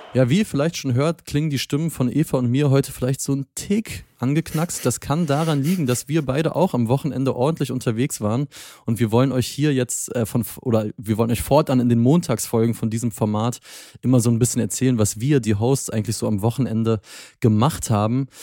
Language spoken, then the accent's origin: German; Berlin, Germany; als Berliner